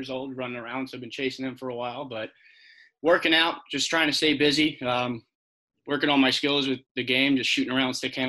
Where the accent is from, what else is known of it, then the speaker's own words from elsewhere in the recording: New Jersey, United States; I'm from New Jersey.